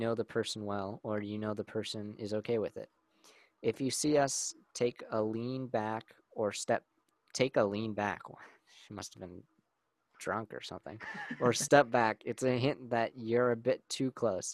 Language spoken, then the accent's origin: English; United States; I'm American